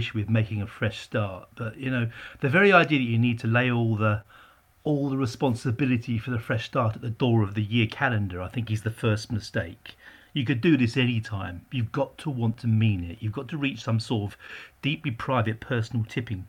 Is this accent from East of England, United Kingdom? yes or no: yes; Essex, East of England, United Kingdom; also born or lived in Barking / Whitechapel, London; I was raised in out in Essex in the 60s